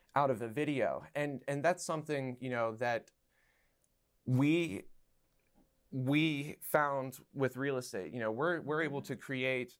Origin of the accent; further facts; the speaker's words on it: Somerset, Pennsylvania, United States; now in Pittsburgh, United States; back in my hometown of Somerset